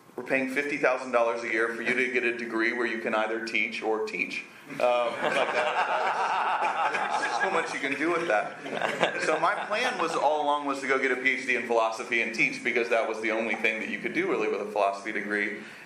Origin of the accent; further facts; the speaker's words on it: Atlanta, Georgia, United States; moved away as an adult; also born or lived in Evanston, Illinois / Japan; now in Austin, United States; I grew up in Atlanta as a good Southern family. We went to church, but there was nothing spiritual or faith-driven about it at all.